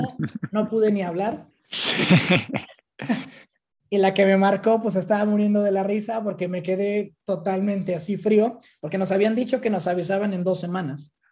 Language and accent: Spanish; Mexico; moved away as an adult; now in Amsterdam, Netherlands; como mexicano, ¿no? Sí. Venimos con esa cultura